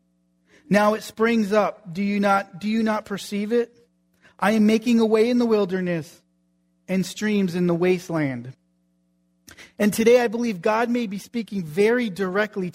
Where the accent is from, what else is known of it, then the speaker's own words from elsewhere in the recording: New England, United States; moved away; I grew up in New England